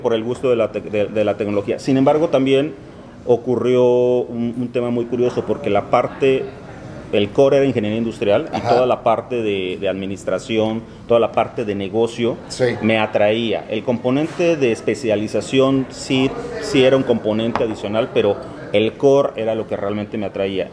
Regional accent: Veracruz, Mexico; moved away as an adult; also born or lived in Coatzacoalcos, Veracruz / Monterrey, Mexico; now in Miami, United States; Prácticamente yo me crié, crecí en el puerto de Veracruz

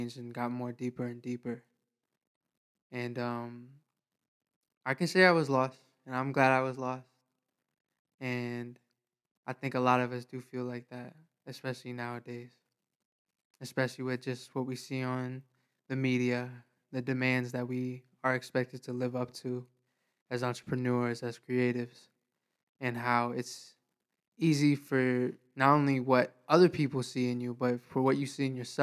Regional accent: New York, United States; now in Florida, United States; I'm originally from New York. I moved out to Florida

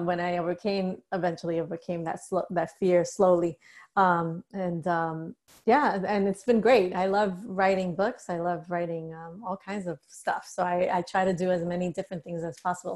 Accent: New York City, New York, United States; I grew up in the Bronx

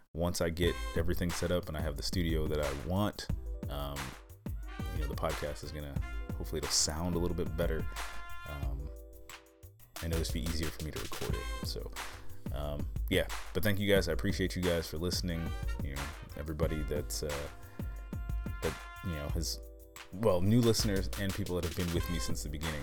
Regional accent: United States; moved away; this move, um, back to the U S

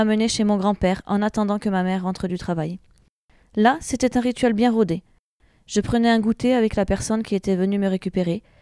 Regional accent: Tours, Centre-Val de Loire, France; born there; j'ai 32 ans et suis maman de trois enfants. Je suis née à Tours.

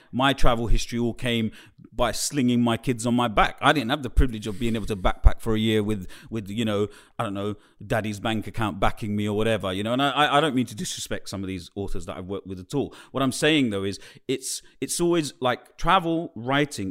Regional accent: London, United Kingdom; I was growing up in the East End of London

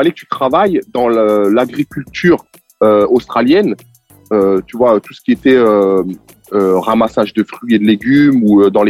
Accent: France; Et il s'avère que je suis français

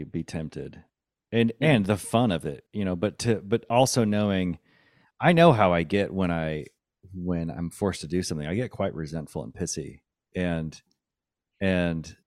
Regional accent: New Mexico, United States; I'm from New Mexico. That's where I grew up

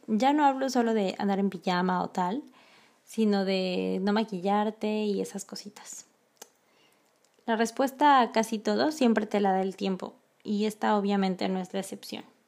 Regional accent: Mexico; moved away as an adult; como mexicana

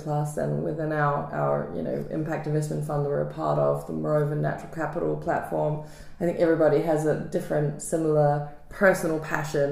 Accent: New Zealand; I grew up in New Zealand.

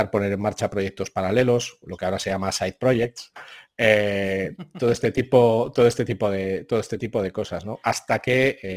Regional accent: Zaragoza, Aragon, Spain; soy un zaragozano que nació eh, en 1975

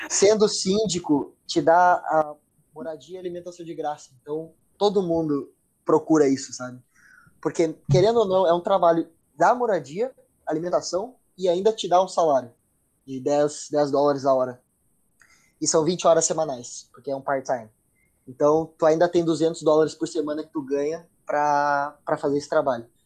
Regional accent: Brazil; now in United States; Eu vim do Brasil, moro no, no, nos Estados Unidos, a minha família mora em Portugal, meus pais se mudaram para Portugal

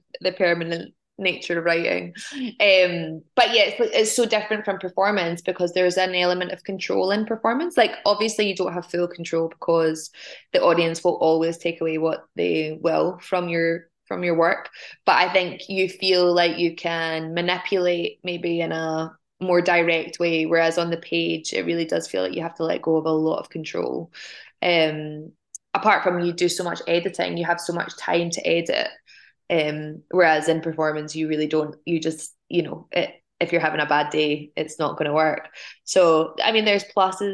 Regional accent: United Kingdom; born or raised there

